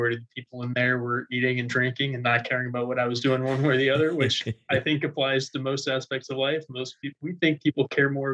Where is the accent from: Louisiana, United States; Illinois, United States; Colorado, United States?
Louisiana, United States; outside New Orleans; I'm from outside New Orleans, Louisiana.